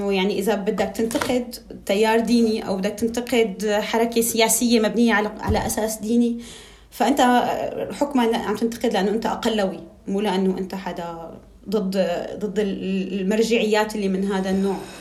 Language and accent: Arabic; Tartus, Tartus Governorate, Syria; moved away as an adult; also born or lived in Damascus, Syria; now in Paris, France; انا علويه من طرطوس